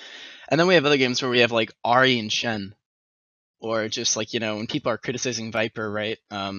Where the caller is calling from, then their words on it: Fullerton, California, United States; Fullerton, California.